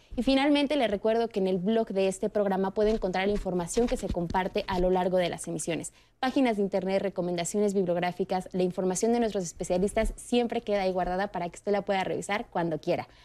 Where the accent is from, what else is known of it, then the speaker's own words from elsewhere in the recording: Mexico; nosotros como mexicanos